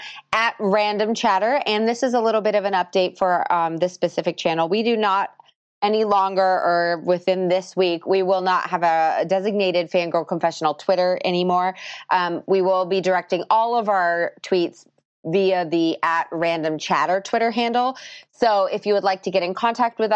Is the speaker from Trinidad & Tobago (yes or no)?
no; United States; I'm American